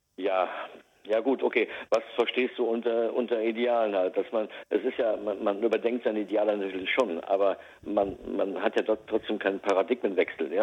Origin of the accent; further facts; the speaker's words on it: Westerwald, Rhineland-Palatinate, Germany; ich komme aus dem Westerwald